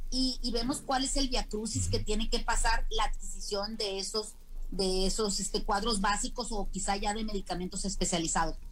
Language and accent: Spanish; Mexico